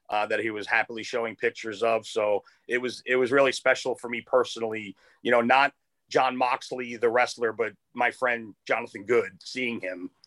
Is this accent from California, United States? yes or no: yes; Los Angeles, California, United States; We'll have new episodes every Monday and Thursday, all the way through Super Bowl 56 in my hometown of Los Angeles.